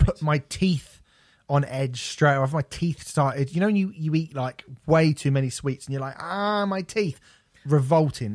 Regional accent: United Kingdom; I feel bad for being British

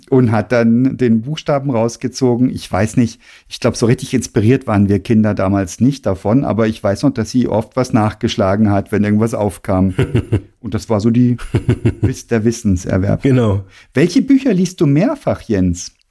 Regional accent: Grand Est, France; Das ist unweit von da, wo ich aufgewachsen bin. Und das elsässische Steintal, das ist wohl das, das kargste Tal im ganzen Elsass.

